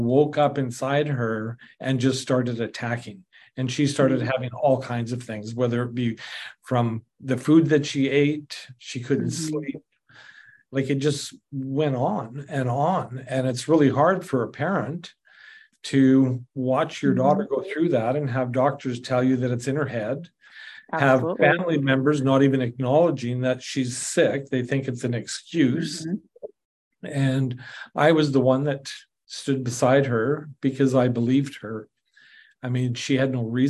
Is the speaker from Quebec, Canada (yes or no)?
no; southern Saskatchewan, Canada; now in Alberta, Canada; I grew up in Saskatchewan, and the southern Saskatchewan was tick infested